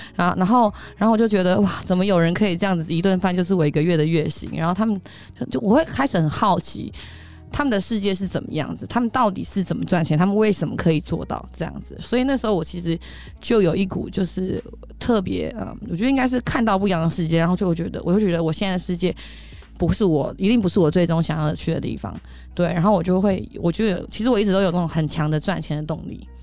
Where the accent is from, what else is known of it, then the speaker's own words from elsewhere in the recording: Taipei, Taiwan; 我台北人